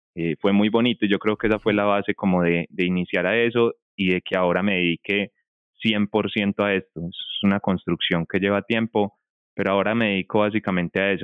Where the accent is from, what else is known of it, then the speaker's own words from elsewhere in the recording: Colombia; also born or lived in Medellín; yo soy de acá, yo soy de Colombia, yo vivo en Medellín, Colombia